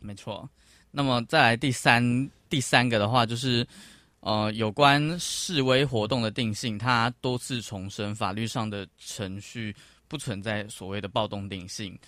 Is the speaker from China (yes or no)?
no; Taiwan; 作为一个台湾人